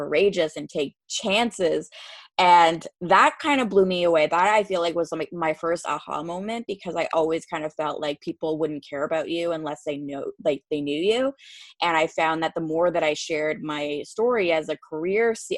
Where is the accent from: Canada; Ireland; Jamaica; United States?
Canada; fellow Canadians, because it's like the one interview where people don't call me out when I say